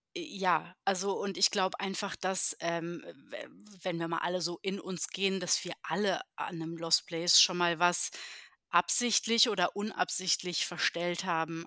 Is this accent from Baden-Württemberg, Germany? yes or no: yes; Heidelberg, Baden-Württemberg, Germany; moved away as an adult; now in Berlin, Germany; ich komme äh, tatsächlich ähm, aus Heidelberg in Baden-Württemberg.